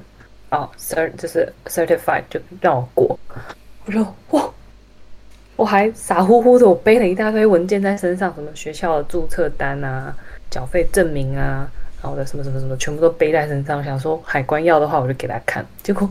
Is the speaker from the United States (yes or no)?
yes; United States; accent: American; 我就很每次在教会人家叫我念什么东西分享的时候，我就会觉得很烦，因为我自己听得出来，就这是个美国腔